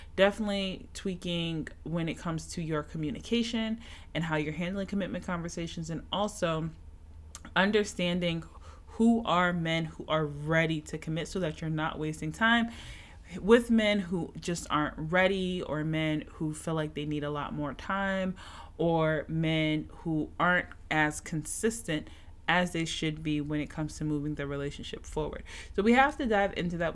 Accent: Philadelphia, Pennsylvania, United States; now in Atlanta, United States; My Eagles lost my hometown city

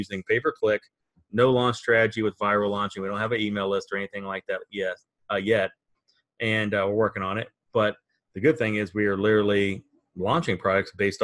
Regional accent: Virginia, United States; we're from Virginia, so I think that's kind of considered South

